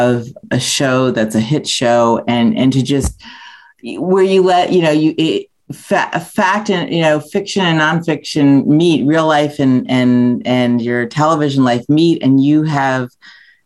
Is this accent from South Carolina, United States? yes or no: yes; South Carolina, United States; I grew up in South Carolina